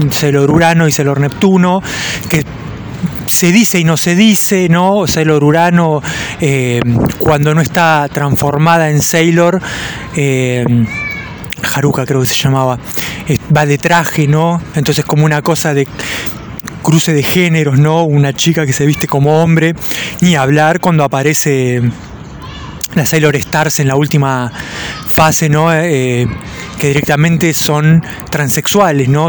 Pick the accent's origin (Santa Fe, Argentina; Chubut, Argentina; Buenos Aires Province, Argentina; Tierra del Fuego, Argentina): Buenos Aires Province, Argentina; Mar del Plata; yo soy de Mar del Plata